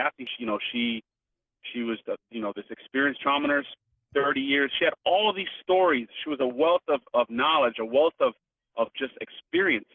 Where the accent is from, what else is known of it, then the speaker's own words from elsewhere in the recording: Miami, Florida, United States; I grew up in Miami